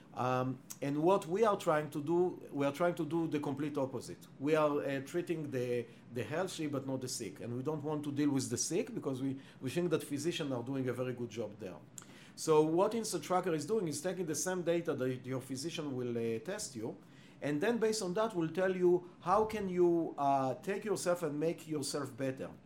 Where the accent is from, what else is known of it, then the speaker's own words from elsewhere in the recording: Israel; English is a second language; moved away as an adult; now in Cambridge, United States; I was born and raised in Israel